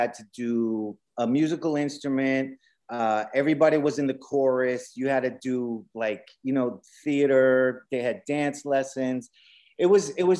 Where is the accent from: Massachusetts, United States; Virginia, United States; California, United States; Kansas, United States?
Massachusetts, United States; Boston; we all grew up in Boston.